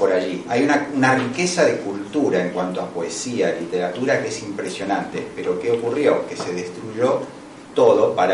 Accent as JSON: {"language": "Spanish", "country": "Argentina", "also_born_or_lived": "Italy", "said": "Yo estoy hablando como argentino, pero también estoy hablando como italiano."}